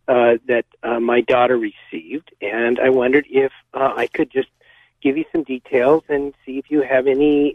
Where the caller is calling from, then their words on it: Monterey, California, United States; I'm calling from Monterey.